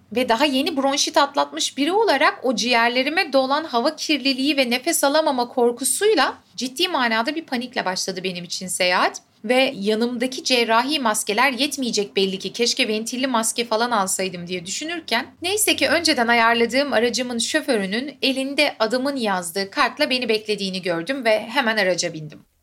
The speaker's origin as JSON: {"language": "Turkish", "region": "Istanbul", "country": "Turkey", "tie": "born or raised there", "said": "sonuçta İstanbul'da doğdum büyüdüm"}